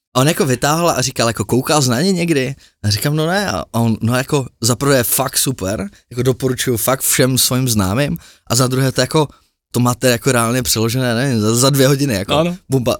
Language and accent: Czech; Prague, Czechia; my Pražáci